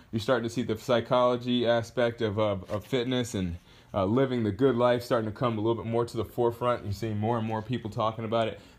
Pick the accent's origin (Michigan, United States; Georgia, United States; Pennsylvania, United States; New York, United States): Georgia, United States; born there; also born or lived in Hawaii / Texas / Rhode Island / Kentucky; I was born in Georgia. I've lived in, uh, geez, I don't even, let's, let's count together. I've lived in, in Georgia. Then from Georgia, I moved to Hawaii. Then from Hawaii, I moved to uh, Texas. Then I moved to Rhode Island.